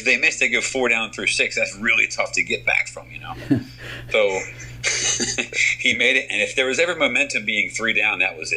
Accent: United States; I'm an American

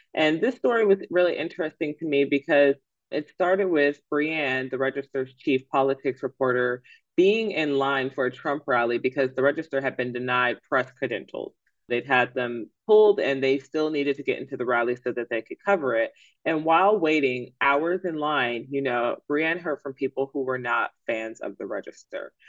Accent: Atlanta, Georgia, United States; I am from Atlanta. I am an ATLian

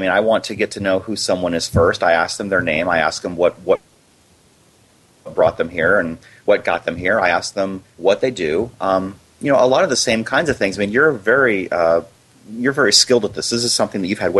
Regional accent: Iowa, United States; now in Arizona, United States; No, I grew up in Iowa.

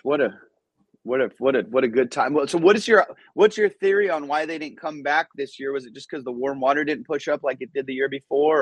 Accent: Orange, California, United States; English is a second language; also born or lived in Iran; we came when I was five and moved to Southern California

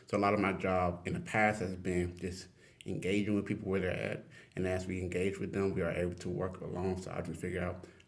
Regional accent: Port Arthur, Texas, United States; moved away; So I'm originally from Southeast Texas, Port Arthur, Texas. I like to say it's the only place where oil and water mixes. And the reason why is because Port Arthur's on the Gulf Coast, but we're a big oil town, oil industry town.

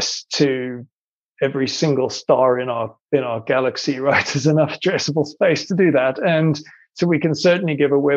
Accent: South Africa; also born or lived in Ireland; I'm Irish actually by birth, but I grew up in South Africa

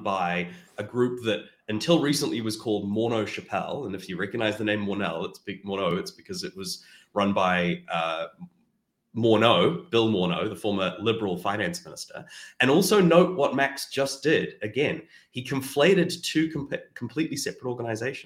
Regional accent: New Zealand; now in Canada; my home country of New Zealand

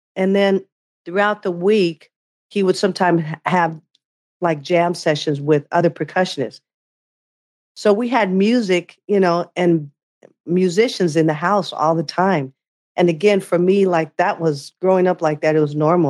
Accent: Bay Area, California, United States; growing up in the Bay Area

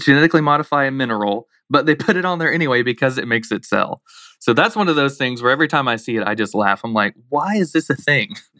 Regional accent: Blountstown, Florida, United States; also born or lived in Daytona, Florida; I grew up in Bluntstown, Florida, real rural community

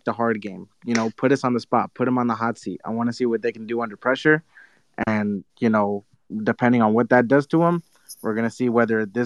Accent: Pasadena, California, United States; I'm from Pasadena, home of the Rose Bowl

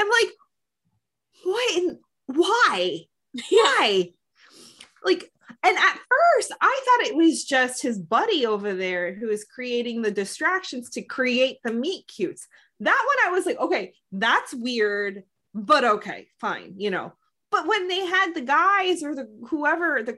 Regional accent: United States; I'm Filipino American

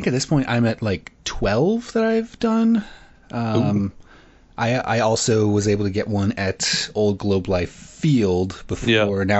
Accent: Illinois, United States; growing up in Illinois

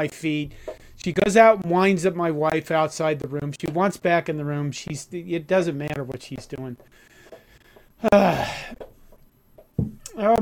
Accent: Curtis, Nebraska, United States; moved away; my hometown of Curtis

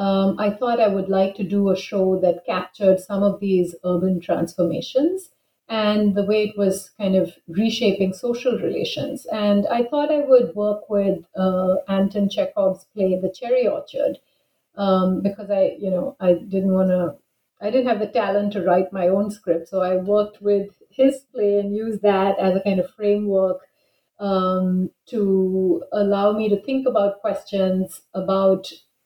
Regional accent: Bangalore, Karnataka, India; also born or lived in New Delhi; And I grew up in Bangalore and did my undergraduate in English, and then pursued an MA and MPhil in English in Jawaharlal Nehru University in New Delhi.

